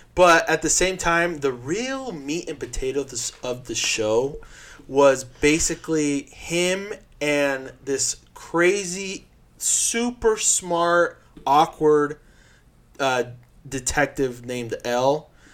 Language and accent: English; Uruguay; moved away; I was from Uruguay